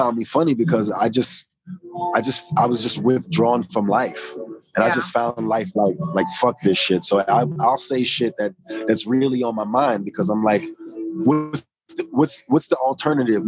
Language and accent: English; New York City, New York, United States; I'm from New York